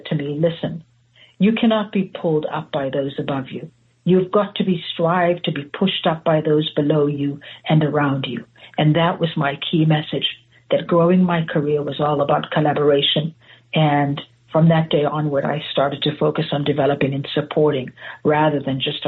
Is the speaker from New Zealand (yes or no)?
no; South Africa; moved away as an adult; now in United States; I was born and raised in South Africa